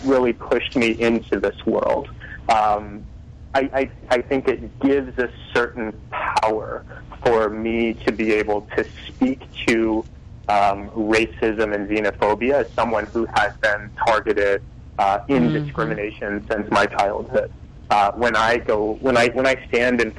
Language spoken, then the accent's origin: English; Texas, United States; I grew up in Texas as a sick American